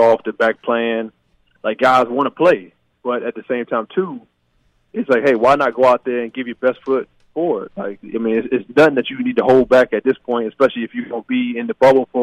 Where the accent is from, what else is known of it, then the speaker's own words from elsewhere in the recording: Baton Rouge, Louisiana, United States; moved away; growing up in Baton Rouge, we had this facility called Sports Academy